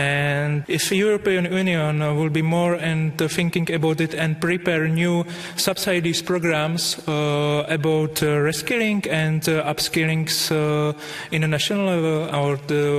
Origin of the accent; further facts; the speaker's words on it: Czechia; I'm from Czech Republic.